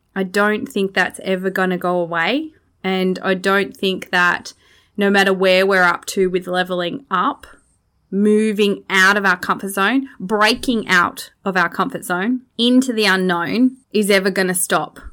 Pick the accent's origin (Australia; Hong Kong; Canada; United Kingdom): Australia; Growing up in Australia, disconnected from my country and being immersed in my culture